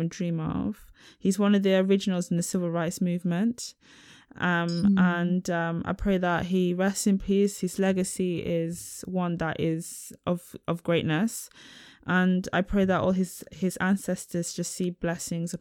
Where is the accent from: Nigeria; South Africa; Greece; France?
Nigeria; I ain't from Israel, I'm from Nigeria.